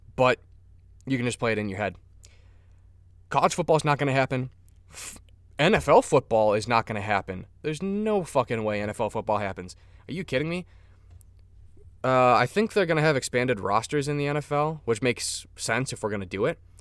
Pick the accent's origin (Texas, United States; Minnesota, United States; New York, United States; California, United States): Minnesota, United States; I'm Minnesotan